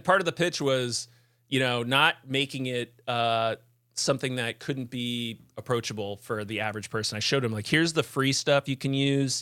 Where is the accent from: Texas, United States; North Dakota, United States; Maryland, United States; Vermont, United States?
Vermont, United States; the Vermont Preparedness Conference, which, that's my hometown conference.